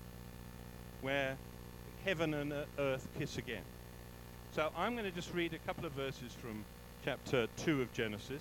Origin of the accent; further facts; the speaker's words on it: England, United Kingdom; moved away as an adult; now in South Africa; I was brought up in England